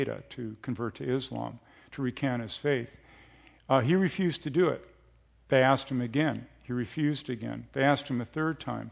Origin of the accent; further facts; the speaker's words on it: United States; as an American Christian